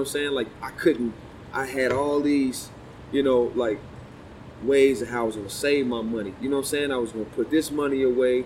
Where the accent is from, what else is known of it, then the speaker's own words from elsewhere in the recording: Chicago, Illinois, United States; I'm from Chicago